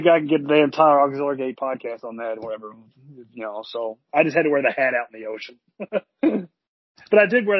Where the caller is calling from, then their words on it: Destin, Florida, United States; I am calling from Destin, Florida, like many people my age during the summer.